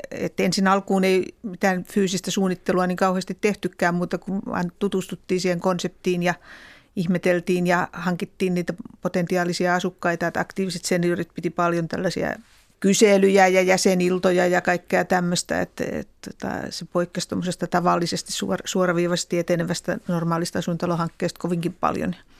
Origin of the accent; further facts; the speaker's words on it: Finland; olin tuolta maalta kotoisin